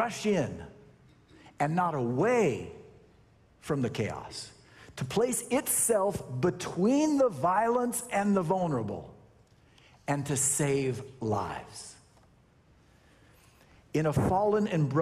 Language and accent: English; Sacramento, California, United States; I grew up in Sacramento